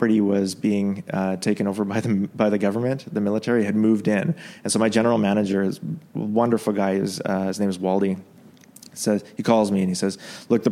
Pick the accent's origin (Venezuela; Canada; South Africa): Canada; also born or lived in Yemen; now in Dubai, United Arab Emirates; as a Canadian